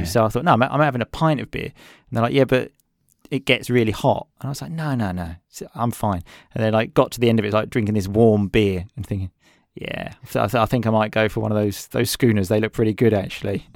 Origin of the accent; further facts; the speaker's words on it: England, United Kingdom; I'm English